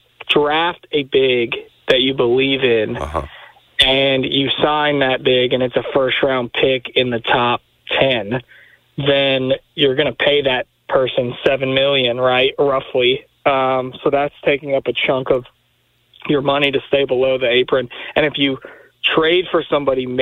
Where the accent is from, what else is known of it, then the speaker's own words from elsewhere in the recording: Louisville, Kentucky, United States; now in Memphis, United States; I grew up in Louisville.